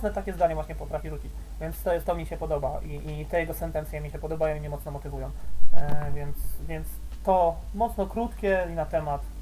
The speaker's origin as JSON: {"language": "Polish", "town": "Radom", "region": "Masovian Voivodeship", "country": "Poland", "tie": "born or raised there", "said": "z mojego z rodzinnego miasta jest Kura, Kura Workout jest z mojego rodzinnego"}